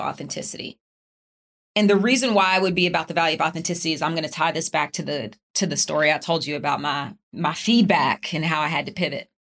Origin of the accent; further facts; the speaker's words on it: Charlotte, North Carolina, United States; moved away; I'm from Charlotte. Yes, my mom lived down the street.